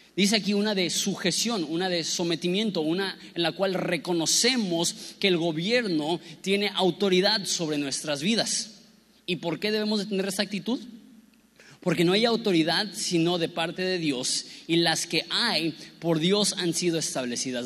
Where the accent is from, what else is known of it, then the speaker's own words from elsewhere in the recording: Mexico; nosotros lidiamos como mexicanos